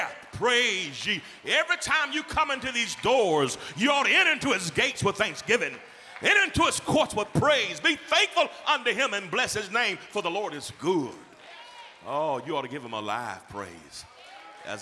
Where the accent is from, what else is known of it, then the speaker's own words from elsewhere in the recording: Georgia, United States; I'm from Georgia.